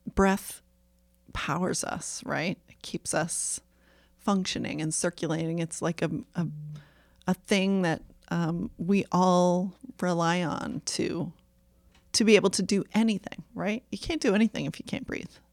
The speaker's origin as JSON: {"language": "English", "town": "Topsham", "region": "Maine", "country": "United States", "tie": "born or raised there", "said": "I grew up in Topsom, Maine, which is next to Brunswick"}